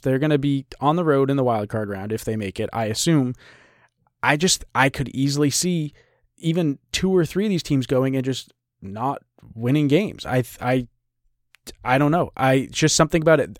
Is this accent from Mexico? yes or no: no; New England, United States; I grew up in New England watching the Patriots